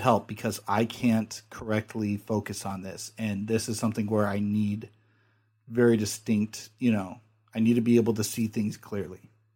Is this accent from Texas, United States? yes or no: no; California, United States; I'm from California